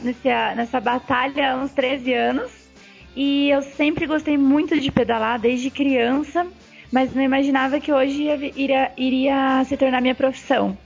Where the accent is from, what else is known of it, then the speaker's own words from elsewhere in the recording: Paraná, Brazil; now in São Paulo, Brazil; Atualmente eu moro em São Paulo. Eu sou natural do Paraná